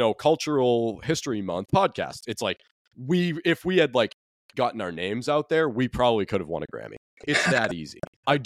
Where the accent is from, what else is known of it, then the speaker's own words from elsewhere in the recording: New England, United States; I'm from here